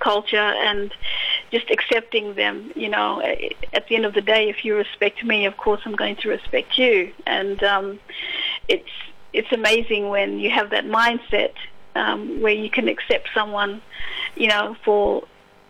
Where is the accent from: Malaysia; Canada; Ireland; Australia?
Australia; Broome, Western Australia; I come from the Kimberleys, so, you know, I was born and raised in Broome